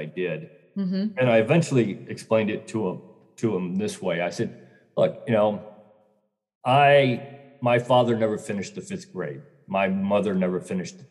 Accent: Northern Illinois, United States; now in Florida, United States; I grew up in Northern Illinois, in farm country, just a dumb farm boy

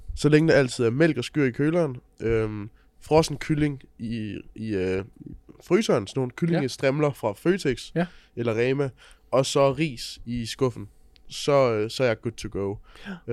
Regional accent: Funen, Southern Denmark, Denmark; jeg kommer fra Fyn

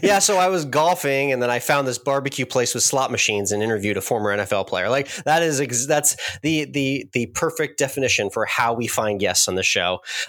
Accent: Northern United States, United States; now in Texas, United States; I'm originally from the North, Cedric, but I've been in Texas 13 years.

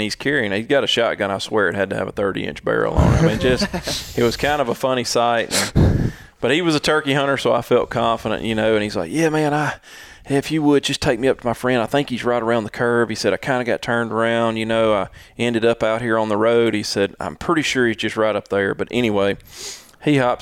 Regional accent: Mississippi, United States; We're from Mississippi

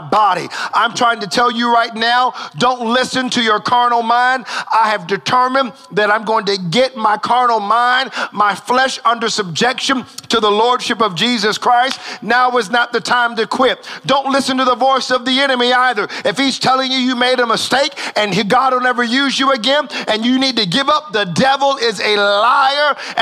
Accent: United States; I'm an American

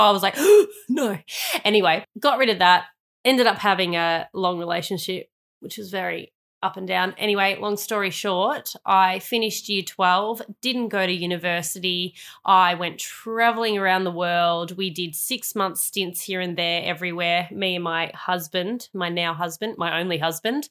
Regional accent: Melbourne, Victoria, Australia; also born or lived in Sydney; I went to Sydney for two years. But then I ended up going back to Melbourne and spending my year nine to twelve years at a school

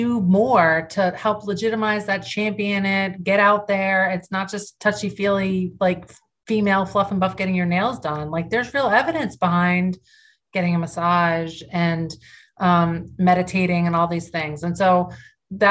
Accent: York, Maine, United States; moved away as an adult; also born or lived in Chicago; my hometown in York, Maine

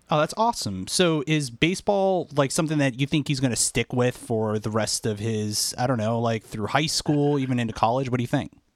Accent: Washington, District of Columbia, United States; We, we hail from the Washington, D C area

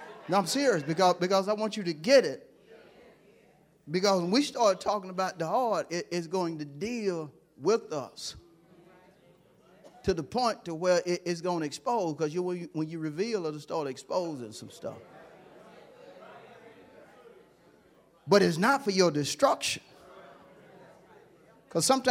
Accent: Hewlett, United States; I'm from Hewlett

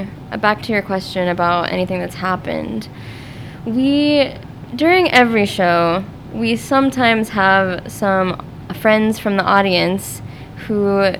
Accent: Seattle, Washington, United States; moved away as an adult; also born or lived in Tacoma, Washington; now in Omaha, United States; but I'm from Seattle originally, and so I grew up doing a lot of community theater in Tacoma, Washington

